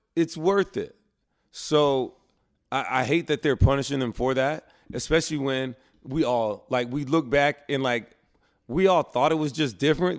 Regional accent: Alabama, United States; moved away; I grew up in Alabama, so I went to Southern Baptist Church

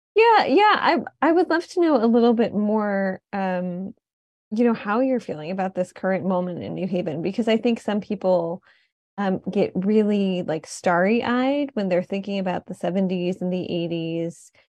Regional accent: Detroit, Michigan, United States; moved away as an adult; now in New Haven, United States; I was coming from Detroit where I grew up

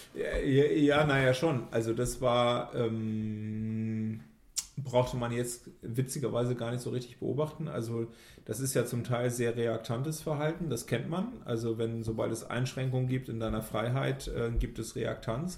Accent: Germany; wir als Deutsche

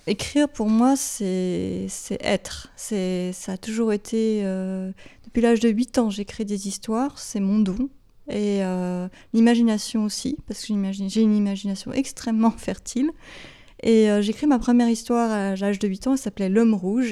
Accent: Geneva, Switzerland; first language English; French is a second language; also born or lived in Beirut, Lebanon; je suis genevoise, j'ai grandi ici, j'ai fait toutes mes études ici

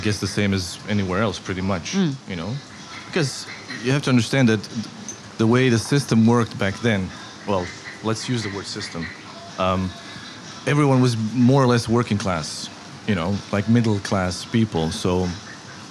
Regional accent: Mostar, Federation of Bosnia and Herzegovina, Bosnia & Herzegovina; also born or lived in Switzerland; I was born here. My family's been here, I don't know, since the city's basically existed

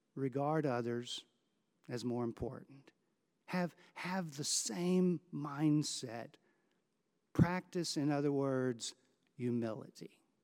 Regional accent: Houston, Texas, United States; Growing up in Houston

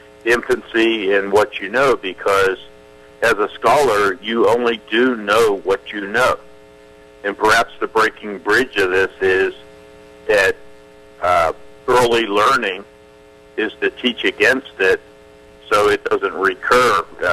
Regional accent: East Coast, United States; moved away; I'm coming from the East Coast, and I moved out here about 2 years ago.

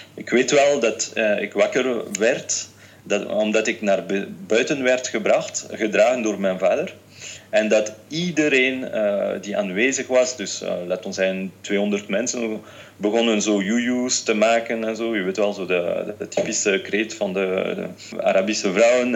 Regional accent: France; also born or lived in Tunisia; Ik ben Fransman, mijn moeder is een Française, mijn vader is een Tunesiër

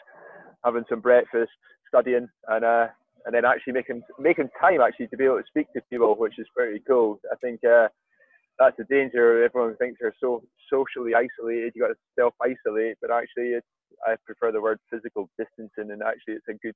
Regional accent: Aviemore, Scotland, United Kingdom; I grew up in Aviemore in Scotland, so I grew up skiing with the Baxters

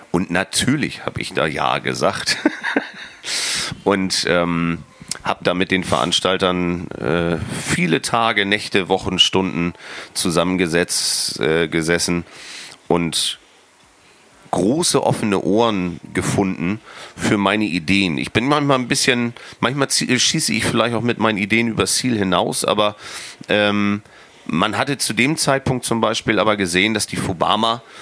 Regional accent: Brunsbüttel, Schleswig-Holstein, Germany; now in Wacken, Germany; ich bin halt gebürtiger Brunsbüttler. Ähm, mittlerweile Wackener

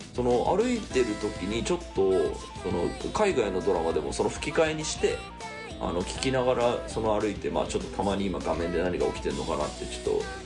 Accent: Tokyo, Japan; 俺東京育ち

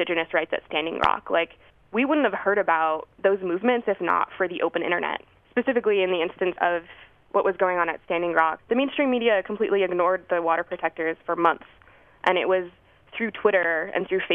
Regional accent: Albuquerque, New Mexico, United States; now in Washington, D.C., United States; I'm originally from Albuquerque, New Mexico

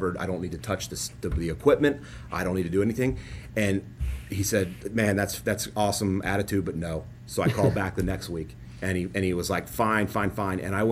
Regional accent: Cincinnati, Ohio, United States; moved away; I grew up in Cincinnati and I'm very proud to be from Cincinnati

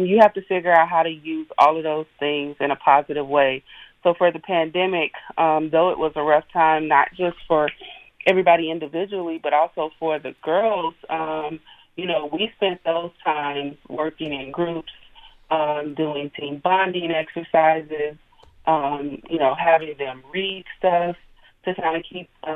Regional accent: Hayti, Missouri, United States; moved away; I'm originally from Hayti, Missouri, which is only 2 hours and maybe 30 minutes away, located right on the bank of the Mississippi

